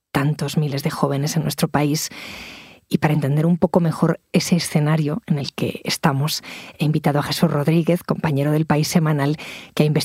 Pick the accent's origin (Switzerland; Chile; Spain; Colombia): Spain